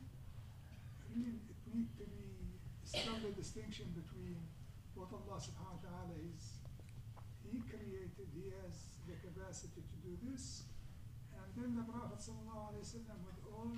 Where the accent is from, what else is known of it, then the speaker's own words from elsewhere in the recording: Syria; moved away; I came originally from Syria